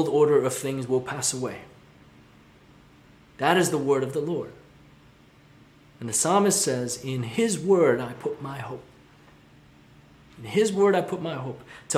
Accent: Hong Kong; moved away; where I grew up in Hong Kong

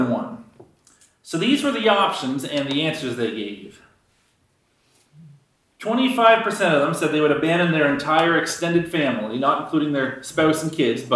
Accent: Canada

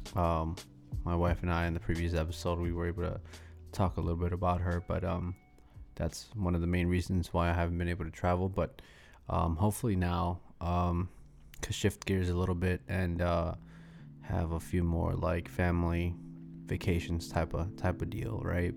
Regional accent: Celaya, Guanajuato, Mexico; now in Chicago, United States; I'm from Celaya, Guanajuato, so shout out to all my people from Guanajuato

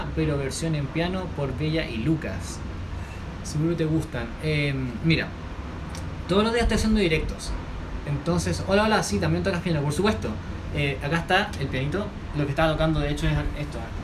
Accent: Santiago, Santiago Metropolitan Region, Chile; soy de Chile, Santiago de Chile

